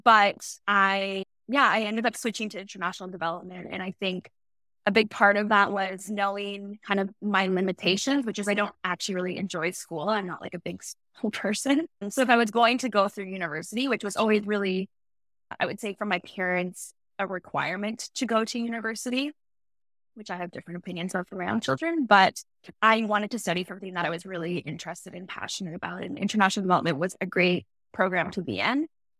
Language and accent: English; Aurora, Ontario, Canada; I grew up in Aurora, Ontario, small town. Now it's quite big, but at the time, really small town. I went to French immersion